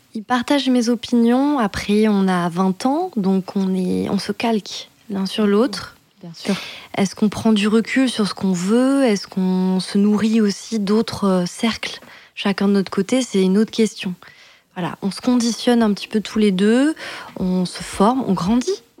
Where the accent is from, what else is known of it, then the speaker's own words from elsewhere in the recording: Périgueux, Nouvelle-Aquitaine, France; moved away as an adult; also born or lived in Bordeaux; now in Paris, France; je suis née en Dordogne, j'étais à Périgueux à ce moment-là